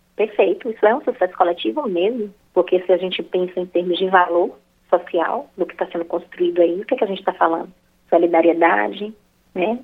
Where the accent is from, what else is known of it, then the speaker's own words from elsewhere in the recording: Bahia, Brazil; sou baiana